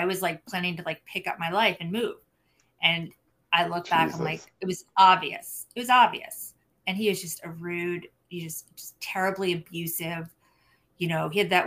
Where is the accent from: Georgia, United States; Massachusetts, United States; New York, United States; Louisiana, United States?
New York, United States; New York City; moved away; I'm from New York, like everyone's Jewish